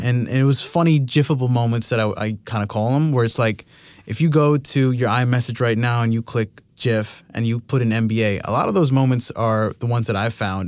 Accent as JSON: {"language": "English", "town": "Miami", "region": "Florida", "country": "United States", "said": "I'm from Miami."}